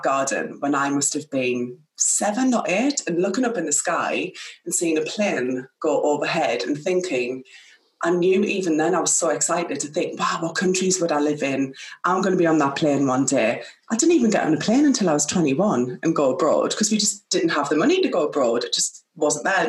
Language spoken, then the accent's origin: English; Sunderland, North East England, United Kingdom; now in Oxfordshire, United Kingdom; I am from Sunderland. I am the oldest of three children, and I grew up in a working class background through and through